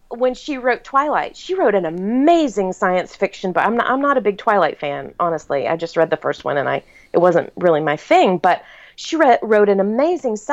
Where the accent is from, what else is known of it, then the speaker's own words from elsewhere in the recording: the South, United States; you know, I was born and raised in the South. And in the South, your enemy comes to your wedding because they're longtime family friends, and it would be rude not to invite them.